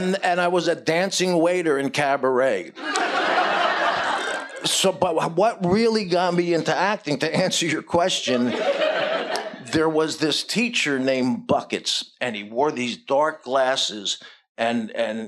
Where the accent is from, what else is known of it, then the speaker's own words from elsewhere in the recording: New Jersey, United States; moved away; I lived 40 minutes out of Manhattan in New Jersey